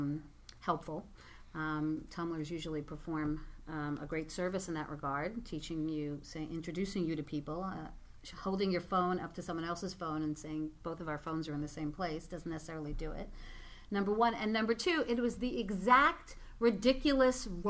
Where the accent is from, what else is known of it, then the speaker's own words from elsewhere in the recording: New York City, New York, United States; I'm a New Yorker